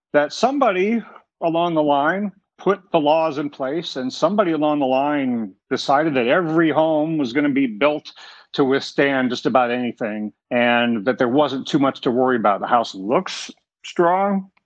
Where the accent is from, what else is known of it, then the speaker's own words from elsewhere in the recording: South Florida, United States; growing up in South Florida